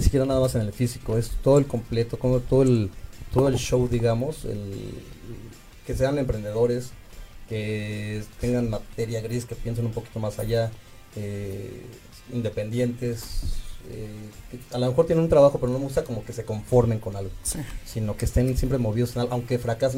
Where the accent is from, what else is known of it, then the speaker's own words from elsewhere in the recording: Mexico; como gays y como mexicanos